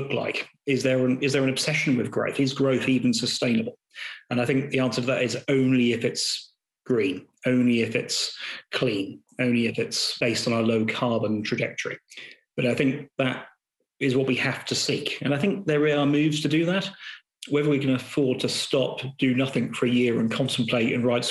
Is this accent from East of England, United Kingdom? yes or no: yes; Gorleston, East of England, United Kingdom; also born or lived in Norwich; I grew up in Goulston, which is equidistant between Great Yarmouth and Lowestoft